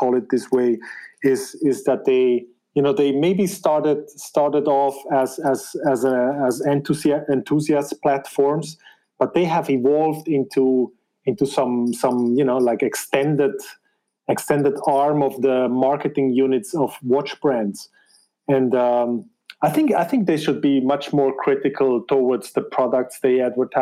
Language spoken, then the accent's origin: English; German-speaking Switzerland, Switzerland; English is a second language; I am of Spanish descent, but born in Switzerland and raised there in the German part, as you can tell by my accent